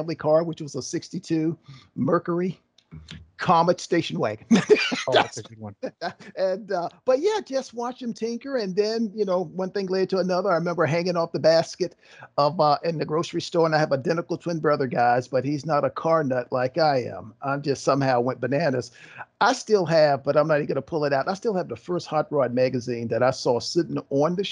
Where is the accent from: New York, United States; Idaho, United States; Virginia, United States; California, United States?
Virginia, United States; Virginia Beach; I'm from Virginia, southeastern Virginia, the Virginia Beach area